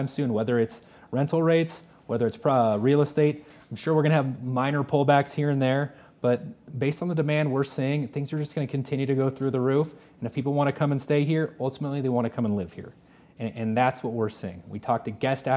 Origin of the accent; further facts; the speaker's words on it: Los Angeles, California, United States; moved away as an adult; now in Park City, United States; I'm originally from Los Angeles area, but I've been out here 17 years